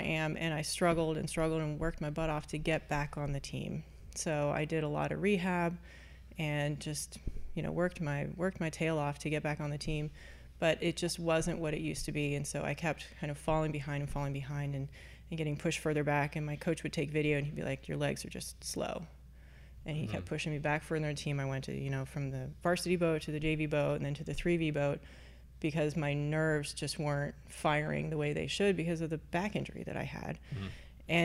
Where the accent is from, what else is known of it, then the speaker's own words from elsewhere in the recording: Fort Thomas, Kentucky, United States; also born or lived in Lakeside Park, Kentucky; I grew up, I was born in Lakeside Park, Kentucky, not far from here, and then moved to Fort Thomas.